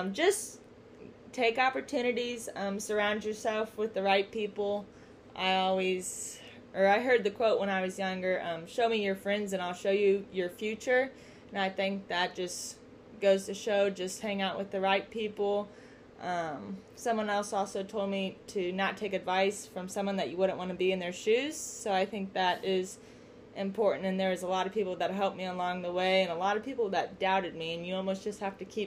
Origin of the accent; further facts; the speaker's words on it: Centralia, Missouri, United States; also born or lived in Watertown, South Dakota; I moved back to Centralia, which is my hometown, 3 years ago